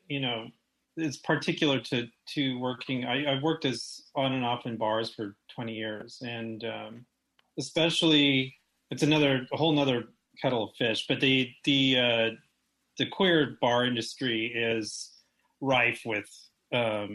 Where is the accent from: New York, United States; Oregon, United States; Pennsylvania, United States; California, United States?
California, United States; Los Angeles; now in San Francisco, United States; where are you from? And I was like, LA. They're like, no, where are you really from? I'm like